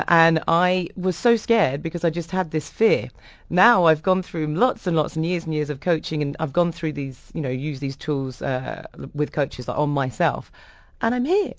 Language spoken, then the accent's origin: English; London, United Kingdom; I come from a really large Irish family. I don't have the accent. I was brought up in London, but my parents are Irish